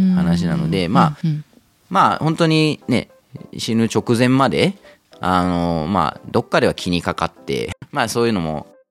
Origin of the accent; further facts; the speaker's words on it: Nakatsu, Oita, Japan; moved away as an adult; also born or lived in Tokyo; now in Kamakura, Japan; 自分も地元大分